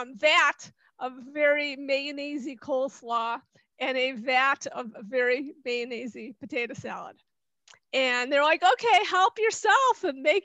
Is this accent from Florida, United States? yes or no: no; Chicago, Illinois, United States; I grew up in Chicago